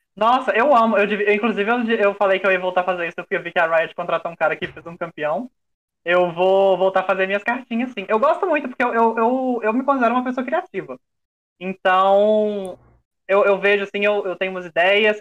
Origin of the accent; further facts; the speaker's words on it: Belo Horizonte, Minas Gerais, Brazil; eu tenho 27 anos, eu sou de BH